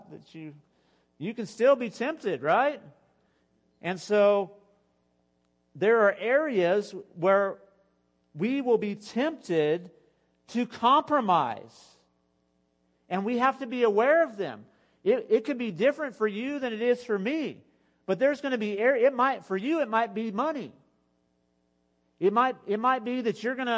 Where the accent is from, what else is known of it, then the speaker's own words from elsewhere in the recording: United States; I'm a follower of Jesus first and a child of God first, and then I'm an American